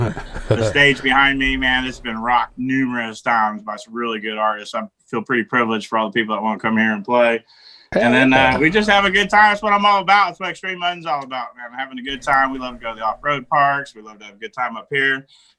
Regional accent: DeKalb County, Georgia, United States; born there; also born or lived in Kentucky / San Diego / Pennsylvania / New Jersey; I was born in DeKalb County, Georgia, right outside Atlanta, Georgia. Lived in San Diego, Pennsylvania, New Jersey. I've been everywhere, man.

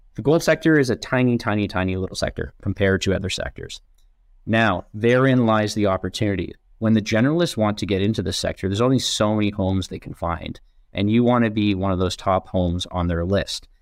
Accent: Canada; as a Canadian

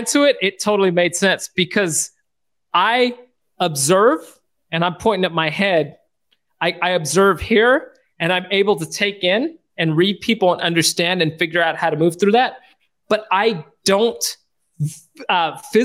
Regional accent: United States; moved away as an adult; also born or lived in Sacramento, California; now in Barbados; our family's journey of being an American family, moving in the middle of the pandemic to Barbados

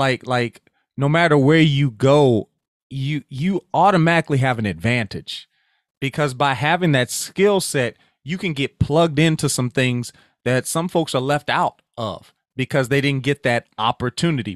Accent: Sulphur, Louisiana, United States; We are Southwest Louisiana, uh, Sulphur, Louisiana specifically

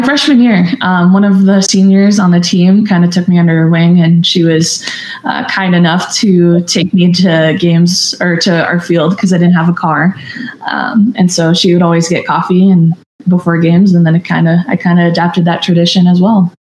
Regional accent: Minnesota, United States; moved away as an adult; growing up in Minnesota

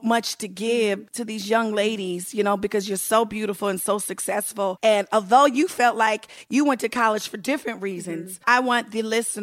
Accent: United States; we lived in Bubblefuck DMV area

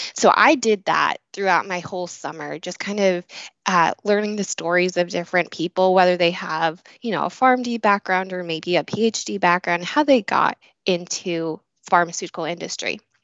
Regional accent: Illinois, United States; moved away as an adult; also born or lived in Ohio; I was born and raised in Illinois

